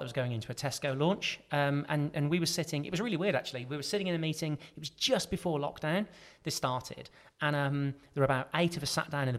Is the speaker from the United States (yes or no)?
no; Birmingham, West Midlands, United Kingdom; we're all from Birmingham, my family